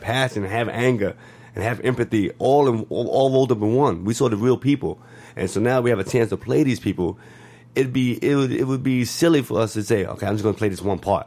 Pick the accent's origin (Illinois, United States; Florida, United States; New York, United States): New York, United States; moved away as an adult; now in Los Angeles, United States; me growing up in New York